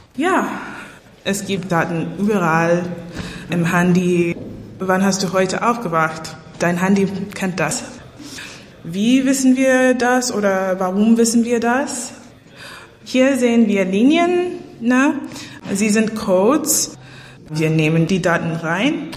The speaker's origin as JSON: {"language": "German", "town": "New York City", "region": "New York", "country": "United States", "second_language": "German", "moved": "as an adult", "lives_now": "Berlin, Germany", "said": "Ich komme aus New York City, Manhattan und ich habe in Berlin gewohnt seit 2016"}